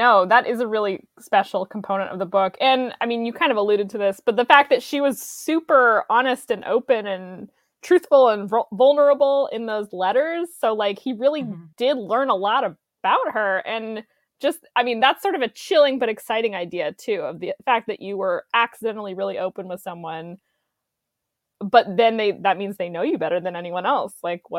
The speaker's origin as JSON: {"language": "English", "region": "Utah", "country": "United States", "tie": "born or raised there", "also_born_or_lived": "Los Angeles", "moved": "yes", "said": "I was born there, yeah. So I'm from the West Coast"}